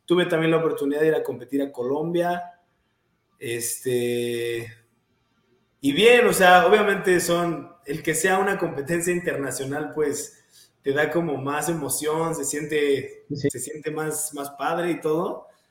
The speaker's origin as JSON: {"language": "Spanish", "region": "Querétaro", "country": "Mexico", "tie": "born or raised there", "said": "Soy de, Querétaro, nací en Querétaro, vivo en Querétaro, entreno en Querétaro. Eh, ah, siempre he estado aquí toda mi vida"}